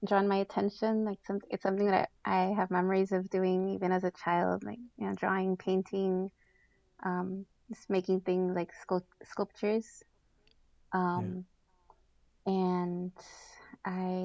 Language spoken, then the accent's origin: English; Petaluma, California, United States; first language Spanish; English is a second language; moved away as an adult; now in San Jose, United States; I grew up in Petaluma. So that's in North Bay